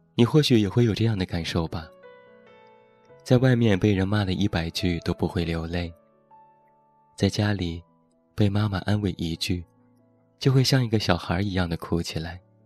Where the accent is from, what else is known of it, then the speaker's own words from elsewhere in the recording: Taiyuan, Shanxi, China; 现在在我的家乡山西太原